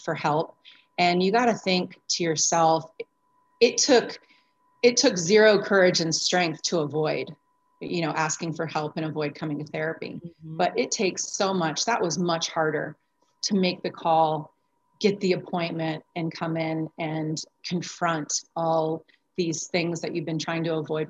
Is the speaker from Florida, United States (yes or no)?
yes; Florida, United States; now in Arizona, United States; I'm here in Arizona and I'm actually from Florida